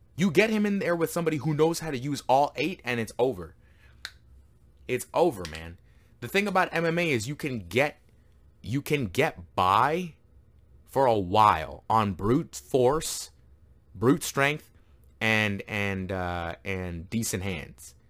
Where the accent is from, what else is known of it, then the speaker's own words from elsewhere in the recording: Canada; I am Canadian